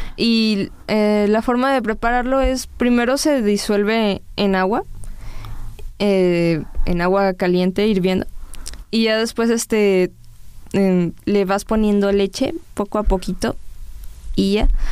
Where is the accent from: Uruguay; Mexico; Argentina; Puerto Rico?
Mexico; como mexicanos que somos